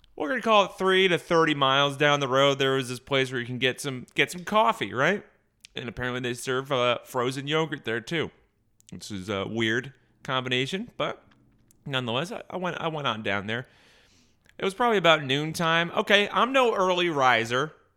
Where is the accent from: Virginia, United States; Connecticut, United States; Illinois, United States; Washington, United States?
Connecticut, United States; near Berlin; I grew up right near Berlin, Connecticut